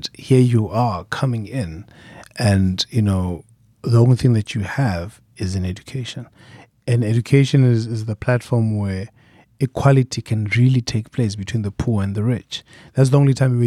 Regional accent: Soweto, Gauteng, South Africa; I'm from Soweto in South Africa.

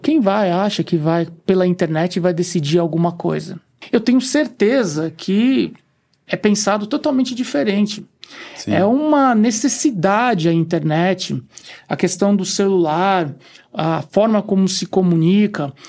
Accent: São Vicente, São Paulo, Brazil; moved away as an adult; also born or lived in Austria; Eu, eu sou natural de São Vicente mesmo, né? Litoral paulista

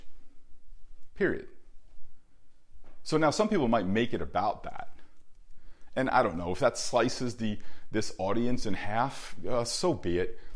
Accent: New Jersey, United States; I grew up in New Jersey

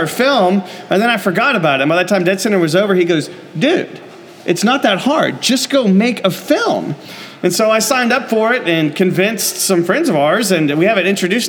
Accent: Shawnee, United States; I don't know that name. We're from Shawnee.

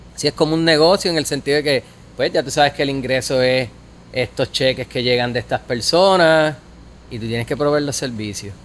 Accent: Guayanilla, Puerto Rico; also born or lived in Yauco, Puerto Rico / Ponce, Puerto Rico / Mayagüez, Puerto Rico / Denver, Colorado; Cuando yo nací vivíamos en Guayanilla. Como todo el mundo de esa área, pues nacimos en un hospital de Ponce y después te llevan para tu casa.

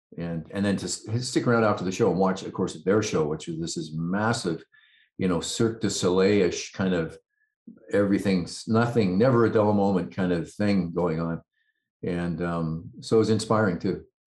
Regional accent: Vancouver, British Columbia, Canada; also born or lived in Calgary; I live in a suburb of Vancouver, and that's kind of where I grew up

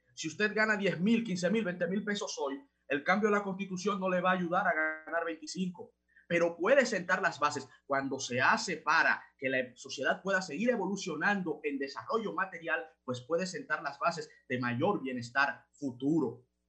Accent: Dominican Republic

